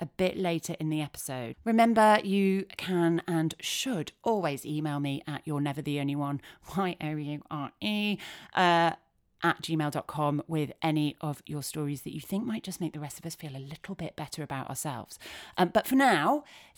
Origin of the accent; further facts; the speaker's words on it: Leeds, Yorkshire and the Humber, United Kingdom; Leeds, which is my hometown